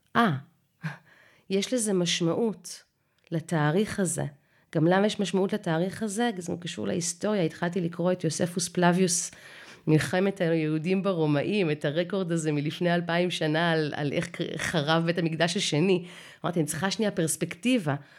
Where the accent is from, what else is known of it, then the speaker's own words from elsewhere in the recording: Israel; ואנחנו מדברים עברית תקנית ואוהבים את התנ"ך כי אנחנו ישראלים